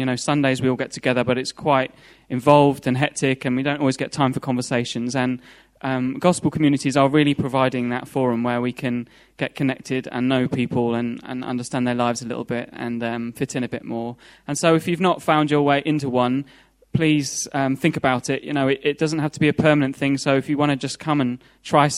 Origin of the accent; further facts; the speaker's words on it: Leicester, East Midlands, United Kingdom; now in London, United Kingdom; I'm from Leicester.